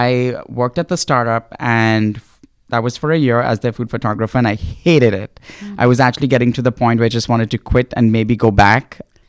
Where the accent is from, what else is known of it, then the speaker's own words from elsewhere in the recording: Mumbai, Maharashtra, India; moved away as an adult; also born or lived in Cincinnati, Ohio; I grew up in Bombay.